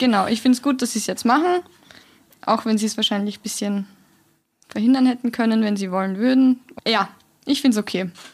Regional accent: Vienna, Austria; in Wien, wir sind ja alle Wiener

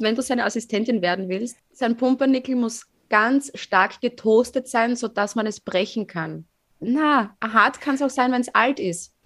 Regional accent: Fohnsdorf, Styria, Austria; Fonsdorf. Also mein Heimatdorf

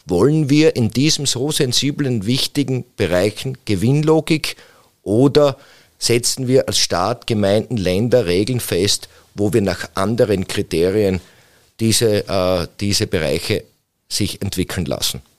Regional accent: Styria, Austria; Ich komme aus dem Bezirk Mura

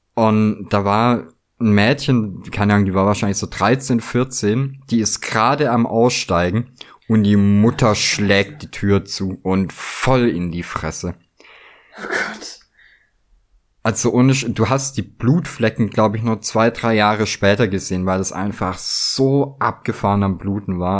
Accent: Southern Germany, Germany; moved away; also born or lived in North Rhine-Westphalia; ich komme aus Süddeutschland, wohne in Mitteldeutschland

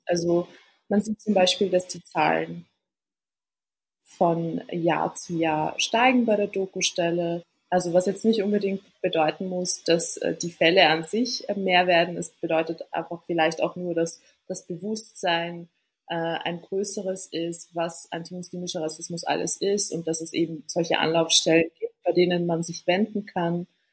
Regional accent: Vienna, Austria; Ich bin in Wien äh, geboren und aufgewachsen. Sprich, ich bin Wienerin mit tunesischen Wurzeln

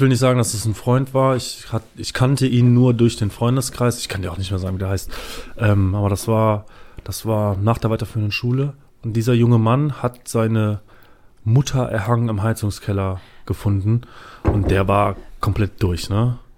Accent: Düsseldorf, North Rhine-Westphalia, Germany; ich komme aus Düsseldorf. Ich komme aus Düsseldorf

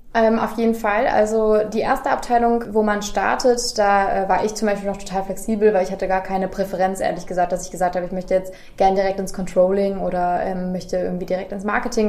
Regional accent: Göttingen, Lower Saxony, Germany; moved away; also born or lived in Kassel; Ich komme gebürtig aus Göttingen, ähm, habe zwar lange in Kassel gewohnt

